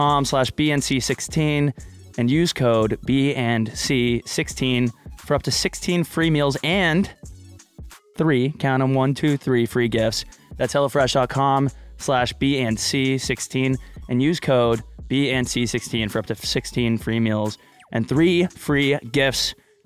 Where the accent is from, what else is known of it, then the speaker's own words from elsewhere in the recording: Texas, United States; moved away; No, I was from Texas. I am from Texas